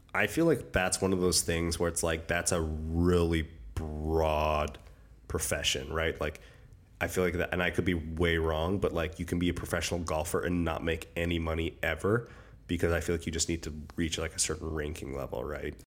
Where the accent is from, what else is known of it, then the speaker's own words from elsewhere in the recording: Alberta, Canada; I'm from Alberta